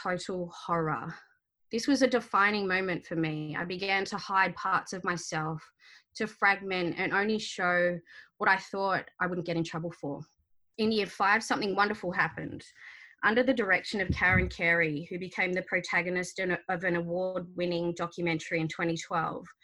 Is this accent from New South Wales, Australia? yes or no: yes; Sydney, New South Wales, Australia; first language Arabic; So I was born in May of 1980 on Gadigal land, the first child of Egyptian migrants.